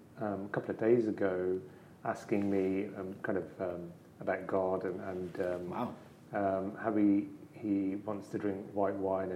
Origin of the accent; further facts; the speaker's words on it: Birmingham, West Midlands, United Kingdom; accent: Birmingham; So I'm from the Midlands. So okay. I would have been brought up with a Birmingham accent, which is... I'm not going to try and do it. but we were from kind of South Birmingham, which is very different to the Black Country.